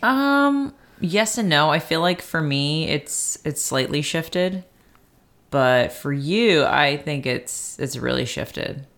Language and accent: English; Baltimore, Maryland, United States; moved away; I basically grew up there with my grandparents and all